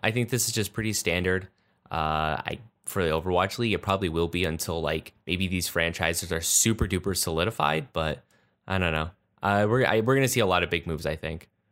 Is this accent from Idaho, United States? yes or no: no; Pennsylvania, United States; I'm from Pennsylvania